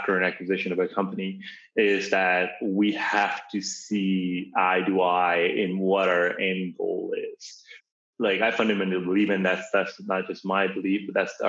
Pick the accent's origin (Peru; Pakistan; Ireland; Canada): Pakistan; Karachi, Sindh; now in United States; I was born in Karachi, Pakistan